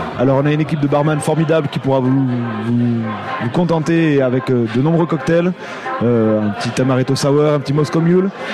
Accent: France; now in Switzerland; en tant que Français

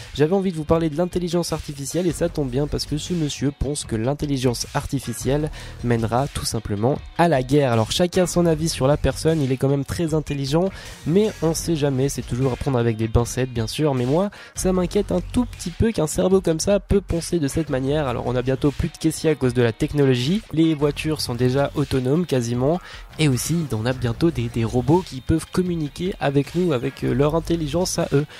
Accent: Valais, Switzerland; je viens du Valais

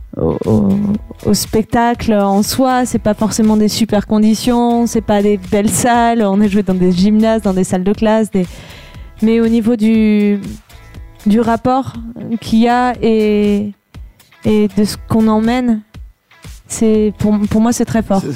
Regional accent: Vercors, Auvergne-Rhône-Alpes, France; je suis du Vercors

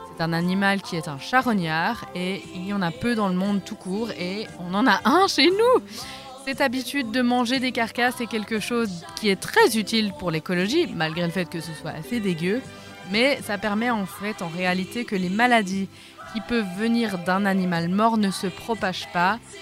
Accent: Switzerland; chez nous en Suisse, dans nos forêts

